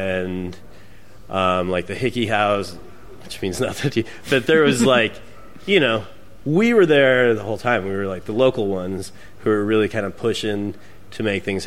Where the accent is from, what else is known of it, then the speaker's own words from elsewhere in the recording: Wyoming, United States; moved away as an adult; now in Texas, United States; I live in Texas now. I grew up in Wyoming